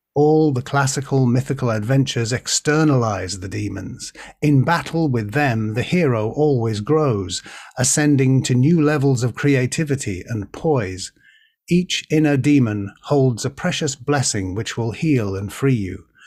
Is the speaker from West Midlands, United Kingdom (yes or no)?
no; Birkenhead, North West England, United Kingdom; I was born in Birkenhead